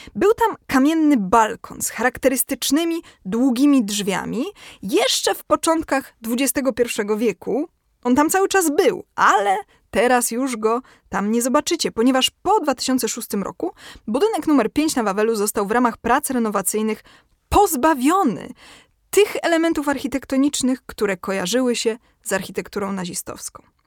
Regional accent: Kraków, Lesser Poland, Poland; ja jestem z Krakowa

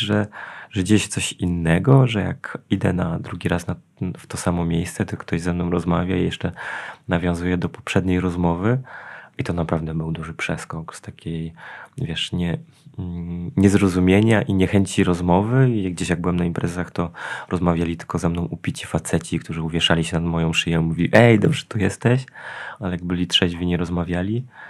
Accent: Janowiec Wielkopolski, Kuyavian-Pomeranian Voivodeship, Poland; also born or lived in Poznań; w Janowcu, czyli tam, gdzie, gdzie mieszkam, gdzie jest moje rodzinne miasto

